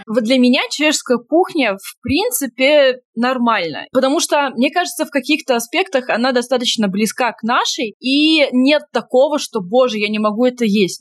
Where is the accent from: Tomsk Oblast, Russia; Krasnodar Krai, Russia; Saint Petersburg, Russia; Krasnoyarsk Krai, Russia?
Tomsk Oblast, Russia; Tomsk; moved away; я тоже из Томска